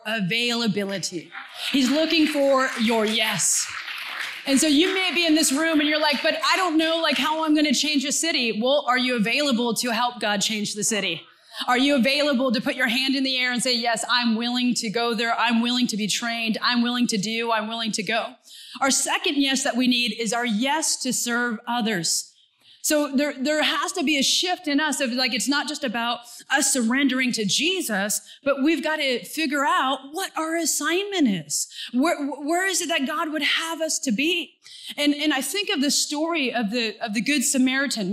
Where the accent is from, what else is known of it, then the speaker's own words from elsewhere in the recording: Santa Cruz, California, United States; moved away as an adult; also born or lived in Mongolia; I'm from Santa Cruz, California, where the sun shines and it just rains a little bit